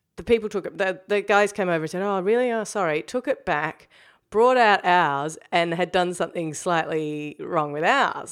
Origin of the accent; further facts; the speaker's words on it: New Zealand; now in Melbourne, Australia; I'm a Kiwi now. I'm always a try-hard Kiwi who's pretending to be a Kiwi the rest of the time.